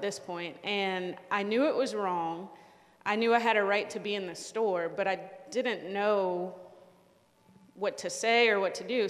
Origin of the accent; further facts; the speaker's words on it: Richmond, Virginia, United States; moved away; we're from Richmond, Virginia